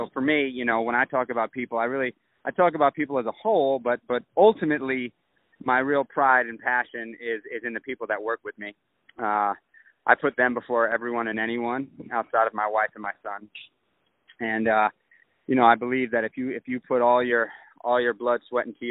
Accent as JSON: {"language": "English", "town": "New York City", "region": "New York", "country": "United States", "tie": "born or raised there", "said": "when I was a kid, I grew up in Manhattan"}